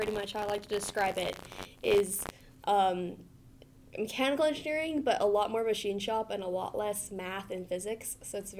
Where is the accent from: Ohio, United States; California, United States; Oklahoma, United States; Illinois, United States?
California, United States; now in Montana, United States; I'm from California.